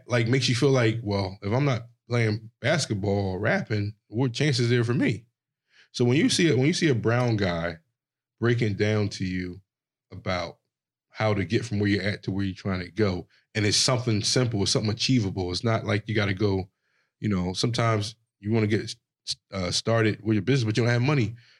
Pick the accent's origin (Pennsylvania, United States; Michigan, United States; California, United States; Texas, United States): Pennsylvania, United States; Philadelphia; I grew up in the hood, Philadelphia